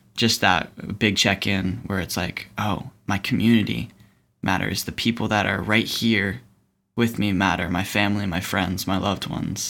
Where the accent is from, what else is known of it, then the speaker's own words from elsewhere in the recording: East Coast, United States; growing up on the East Coast, going to public school.